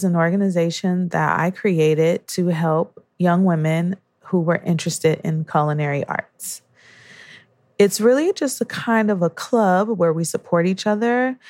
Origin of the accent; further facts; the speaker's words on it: Detroit, Michigan, United States; also born or lived in New York; now in Boston, United States; I'm from Detroit, Michigan. I'm a New York native before coming to Boston.